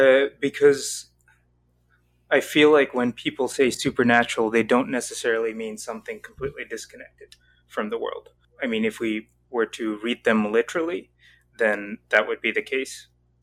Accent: the South, United States; also born or lived in Southeast Asia; now in Dayton, United States; But I live in Dayton, Ohio at the moment. Oh.

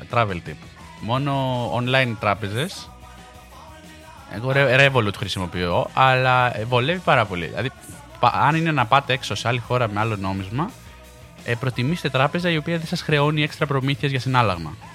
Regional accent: Peloponnese, Greece; και εγώ είμαι από τη, από τη Μάνη. Τη Λακωνική, να πω.

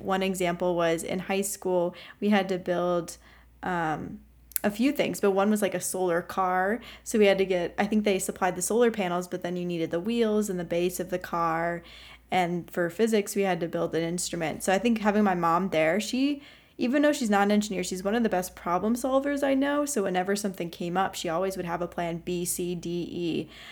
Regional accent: Ohio, United States; moved away as an adult; also born or lived in Pittsburgh, Pennsylvania; my home state of Ohio

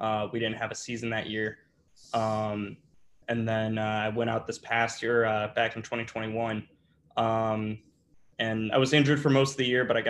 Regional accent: Northbrook, Illinois, United States; I grew up in Northbrook, which is about 45 minutes north

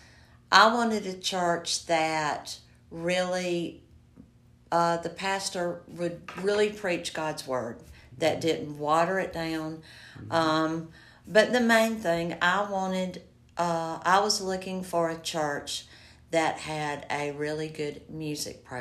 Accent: Greer, South Carolina, United States; also born or lived in Greenville, South Carolina; Well, I am a Greer girl. I was raised in Greer

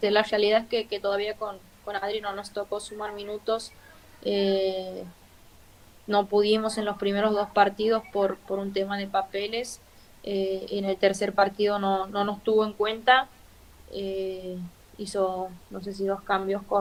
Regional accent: Argentina; Quizás nosotros somos argentinos y, y siempre vamos para adelante

